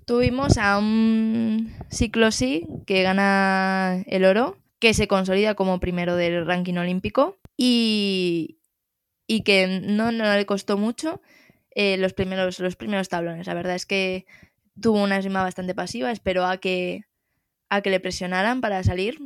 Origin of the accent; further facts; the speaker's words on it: Spain; nos compete a los españoles